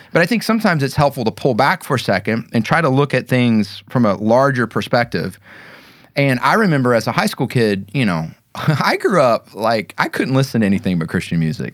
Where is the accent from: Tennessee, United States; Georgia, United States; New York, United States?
Georgia, United States; Kennesaw; also born or lived in Fitzgerald, Georgia; My hometown, I consider Kennesaw